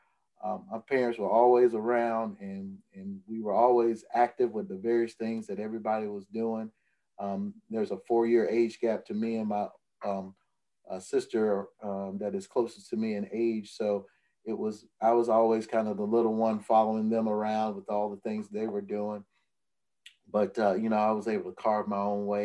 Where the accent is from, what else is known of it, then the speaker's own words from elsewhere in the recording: Atmore, Alabama, United States; also born or lived in Tuscaloosa, Alabama; I started writing for my hometown paper, writing sports my senior year of high school